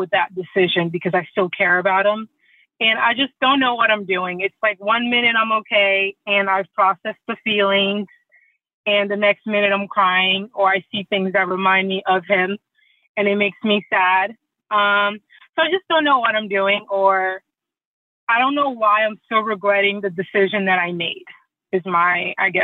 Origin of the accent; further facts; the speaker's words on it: Côte d’Ivoire; moved away; I'm originally from the Ivory Coast, and dogs or pets are typically outside